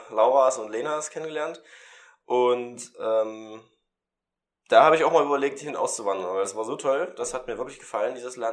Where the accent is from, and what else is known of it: Germany